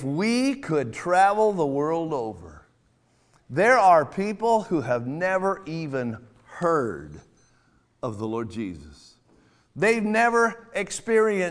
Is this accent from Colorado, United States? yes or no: no; California, United States; now in Iowa, United States; I'm from California